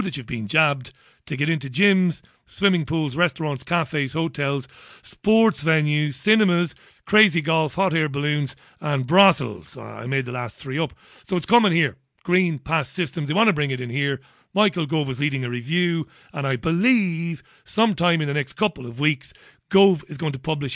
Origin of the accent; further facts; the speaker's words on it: Waterford, Munster, Ireland; I grew up in Ballybeg in Waterford